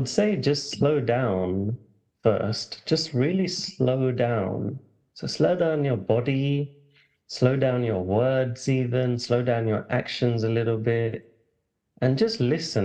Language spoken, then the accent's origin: English; London, United Kingdom; I grew up in London, England. People might start hearing the accent